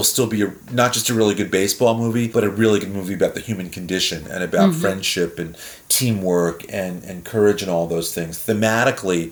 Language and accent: English; New York, United States; growing up in New York